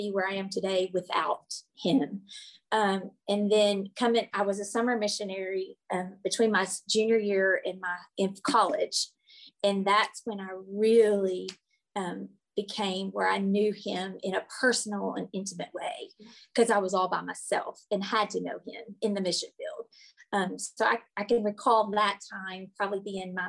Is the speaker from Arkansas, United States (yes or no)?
yes; Blytheville, Arkansas, United States; now in Arkadelphia, United States; I was raised in Blauvel, Arkansas